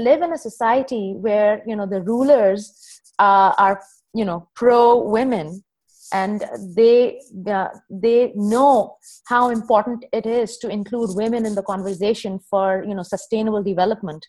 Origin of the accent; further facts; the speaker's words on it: Pakistan; also born or lived in United Arab Emirates; now in Dubai, United Arab Emirates; I'm a Pakistani